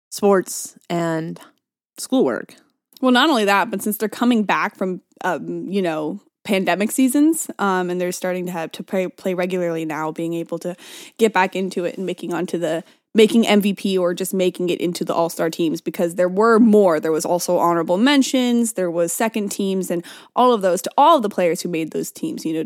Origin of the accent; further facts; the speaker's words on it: California, United States; that's just because I'm from the Bay Area.